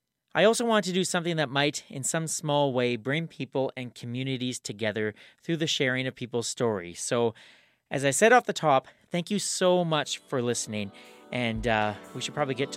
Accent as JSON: {"language": "English", "town": "Swift Current", "region": "Saskatchewan", "country": "Canada", "tie": "born or raised there", "said": "growing up in Swift Current"}